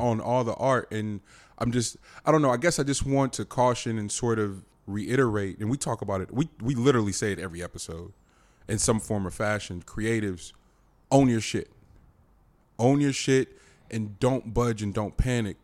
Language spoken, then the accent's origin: English; the Bay Area, California, United States; I'm, I'm from, we're from here. We're, we're from the Bay